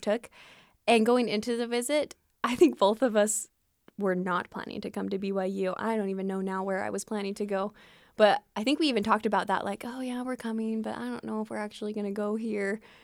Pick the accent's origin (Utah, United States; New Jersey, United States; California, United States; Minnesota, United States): Utah, United States; Fillmore; moved away as an adult; growing up in Fillmore